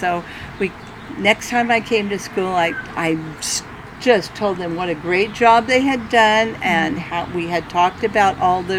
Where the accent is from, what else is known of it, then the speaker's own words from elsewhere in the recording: California, United States; Central California.